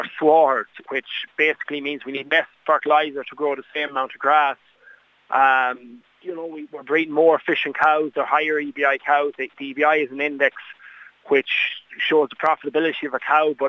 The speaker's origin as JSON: {"language": "English", "town": "Enniscrone", "region": "Connacht", "country": "Ireland", "tie": "born or raised there", "said": "I was born and raised in Enniscrone on a 60-cow dairy herd."}